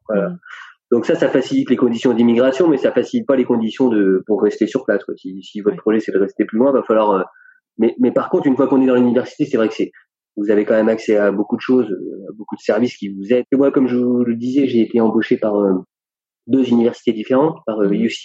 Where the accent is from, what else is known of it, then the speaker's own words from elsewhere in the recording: France; moved away as an adult; also born or lived in Compiègne / Ithaca, United States; en tant que français